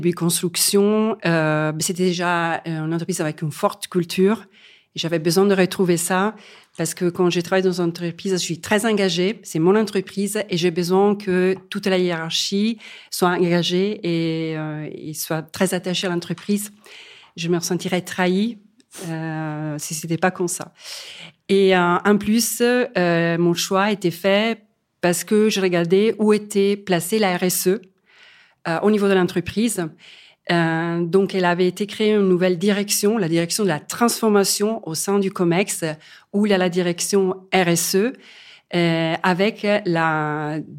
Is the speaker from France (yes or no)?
no; Italy; moved away as an adult; je suis partie de l'Italie euh, assez tôt, après mes études et en expérience aussi au CNRS de Venise, parce que j'avais envie aussi de découvrir le monde. Et au fur et à mesure que les années passent, ça me donne de plus en plus envie de revenir dans mon pays d'origine